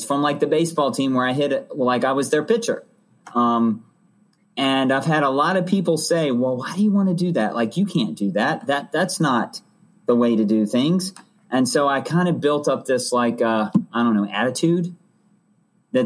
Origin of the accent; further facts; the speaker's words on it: Hanover County, Virginia, United States; also born or lived in Roanoke, Virginia; we moved from Roanoke to I grew up in Hanover County